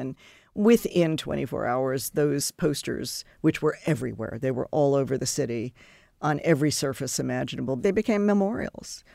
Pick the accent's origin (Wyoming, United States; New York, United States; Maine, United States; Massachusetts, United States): New York, United States; Long Island; moved away; I grew up on Long Island